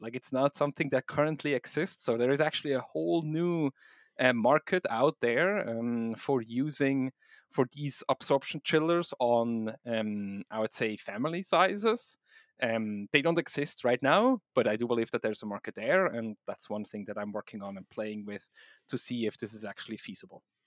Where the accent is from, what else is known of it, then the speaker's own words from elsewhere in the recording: Switzerland; accent: combination of Swiss, German, and English; also born or lived in East Coast, United States; now in United States; I'm originally from Switzerland, uh, so my weird accent is a combination of Swiss, German, German, and English, um, but I do live now in the U S, um, on the East Coast